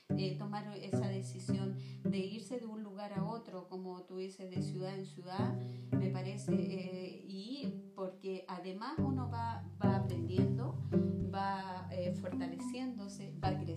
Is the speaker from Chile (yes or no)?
yes; Viña del Mar, Valparaíso, Chile; moved away as an adult; now in Los Andes, Chile; hace muchos años atrás nosotros llegamos acá a Los Andes. Eh, yo vengo de Viña